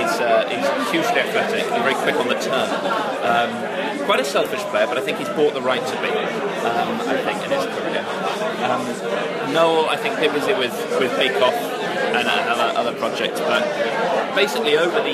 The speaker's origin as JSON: {"language": "English", "region": "Tokyo", "country": "Japan", "tie": "born there", "said": "I was born in Tokyo"}